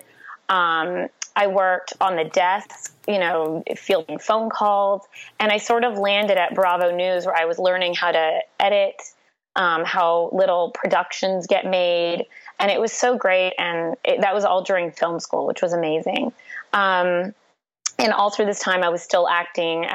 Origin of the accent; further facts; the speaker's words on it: Toronto, Ontario, Canada; I'm from Toronto, Canada